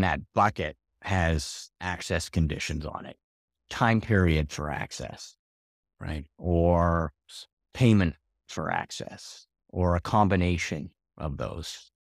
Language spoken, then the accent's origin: English; Canada; moved away as an adult; now in Portugal; I'm a Canadian transplant to Portugal